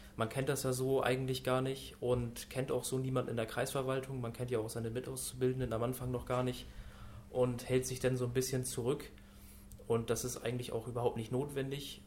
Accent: Norddeich, Schleswig-Holstein, Germany; ich komme aus Nordeich, also auch aus Dithmarschen

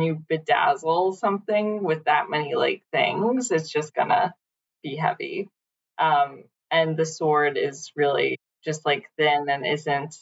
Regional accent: New York City, New York, United States; I'm from Brooklyn.

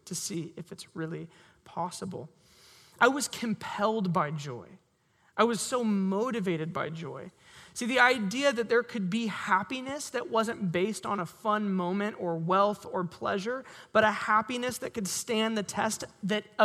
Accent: Sherwood, Oregon, United States; I grew up in Sherwood

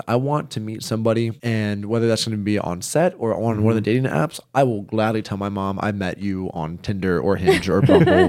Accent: the South, United States; I grew up in the South.

